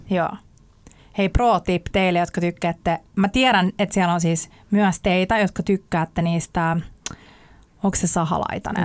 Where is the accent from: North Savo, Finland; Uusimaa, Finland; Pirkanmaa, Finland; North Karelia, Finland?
Uusimaa, Finland; Sipoo; asuin lapsuuteni Sipoossa metsän keskellä yksin